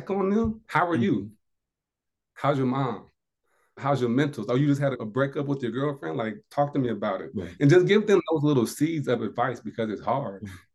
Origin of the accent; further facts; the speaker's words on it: Indiana, United States; moved away as an adult; now in South Carolina, United States; I'm from Indiana, in South Carolina